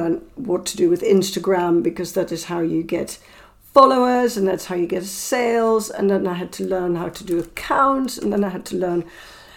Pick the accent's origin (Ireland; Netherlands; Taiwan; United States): Netherlands; moved away as an adult; now in London, United Kingdom; I was born in Holland and I lived in Holland until I was 27